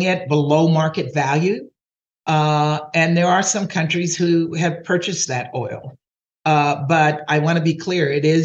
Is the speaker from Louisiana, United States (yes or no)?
yes; Louisiana, United States; I'm from Louisiana, and most people from Louisiana we're very proud of our cuisine